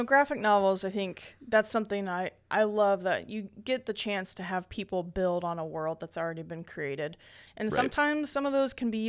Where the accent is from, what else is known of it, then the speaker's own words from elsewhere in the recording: Indiana, United States; We're from Indiana, so yeah, you know this that's is how we do it.